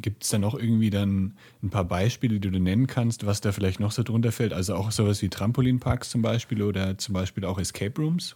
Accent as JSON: {"language": "German", "area": "Franconia, near Nuremberg", "region": "Bavaria", "country": "Germany", "tie": "born or raised there", "moved": "yes", "lives_now": "Guadalajara, Mexico", "said": "ich bin gerade in Nürnberg bei meinen, also in der Nähe von Nürnberg bei meinen Eltern. Ich bin hier auch aufgewachsen in Franken"}